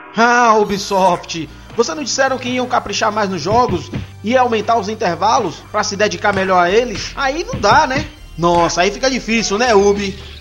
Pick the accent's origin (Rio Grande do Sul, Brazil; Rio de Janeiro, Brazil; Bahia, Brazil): Bahia, Brazil; Ilhéus; Eu venho lá da Bahia, de Ilhéus, terra de Jorge Amado.